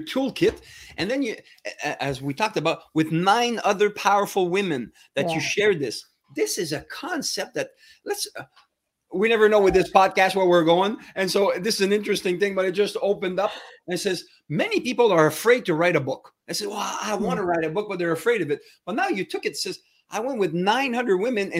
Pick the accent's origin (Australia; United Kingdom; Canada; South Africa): Canada; Ontario; accent: French